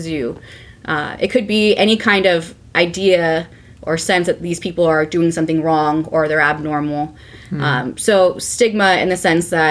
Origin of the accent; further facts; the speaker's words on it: California, United States; I grew up in California, which is pretty liberal